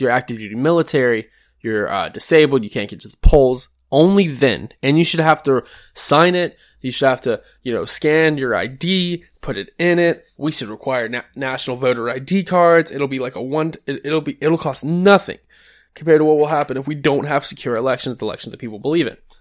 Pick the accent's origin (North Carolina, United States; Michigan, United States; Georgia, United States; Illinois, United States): Georgia, United States; one of those states is my home state of Georgia